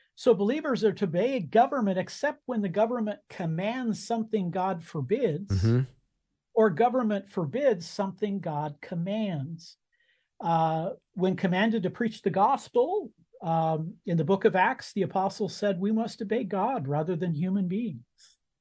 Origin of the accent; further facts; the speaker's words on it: United States; I was born in America. Uh, and as an American citizen, I I vote